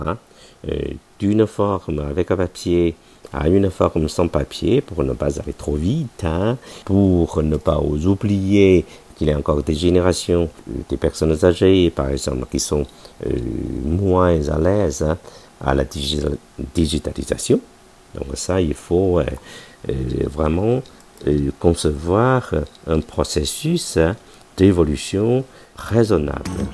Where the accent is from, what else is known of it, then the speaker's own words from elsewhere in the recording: China; nous, les Chinois